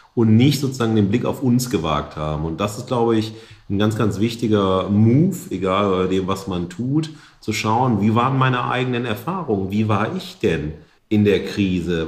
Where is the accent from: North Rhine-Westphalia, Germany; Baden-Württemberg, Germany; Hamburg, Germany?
North Rhine-Westphalia, Germany; the Ruhr; Wir sind ja aus dem Pott